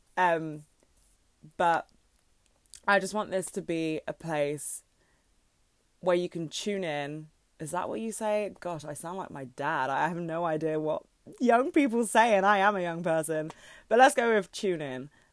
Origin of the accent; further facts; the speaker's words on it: London, United Kingdom; I'm from London